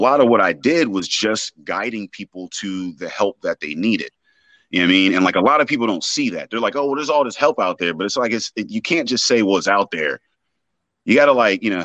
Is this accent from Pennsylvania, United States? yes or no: yes; Braddock, Pennsylvania, United States; now in Pittsburgh, United States; I'm from Braddock originally